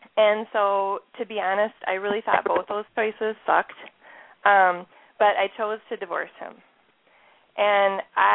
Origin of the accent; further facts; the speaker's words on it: Minnesota, United States; accent: Minnesota; some of you can hear my Minnesota accent already coming through here